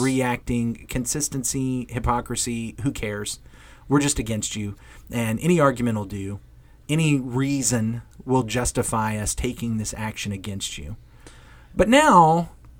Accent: United States; as American Christians

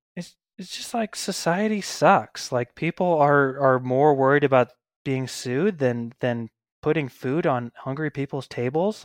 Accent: Missouri, United States; moved away as an adult; also born or lived in Denver, Colorado; now in Boise, United States; I'm from Missouri originally, but I lived in Denver for about ten years before I got to Boise, Idaho, about five years ago

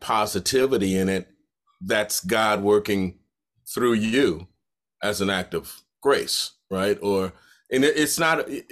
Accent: Detroit, Michigan, United States; growing up in Detroit, and my mother was on welfare

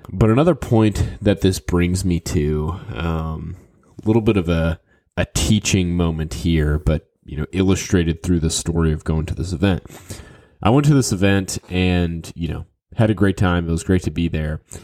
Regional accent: New Orleans, Louisiana, United States; I grew up in New Orleans

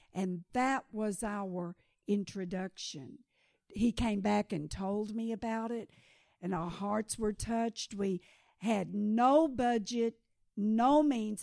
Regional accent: Kenya

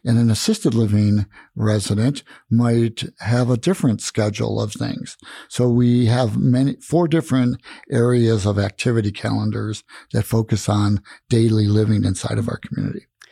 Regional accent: Tucson, Arizona, United States; moved away as an adult; now in Prescott, United States; I come from Tucson, Arizona

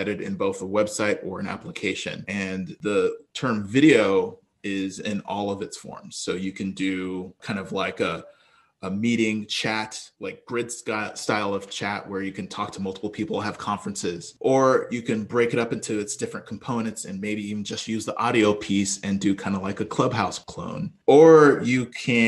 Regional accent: Texas, United States; also born or lived in Brooklyn, New York; We quickly migrated to Texas where it was warmer, and that's where I grew up and went to school

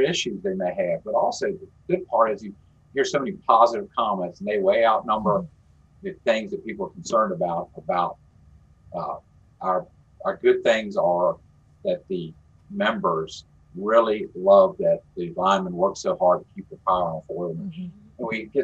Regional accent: Stafford County, Virginia, United States; I grew up in Stafford County in the 60s and 70s.

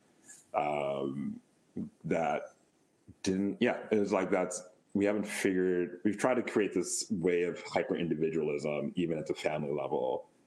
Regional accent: United States; also born or lived in Wisconsin / Amman, Jordan; as an American

